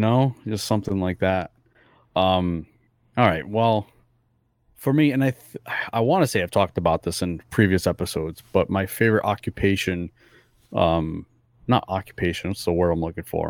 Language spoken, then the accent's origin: English; Fall River, Massachusetts, United States; English is a second language; Fall River is actually where I grew up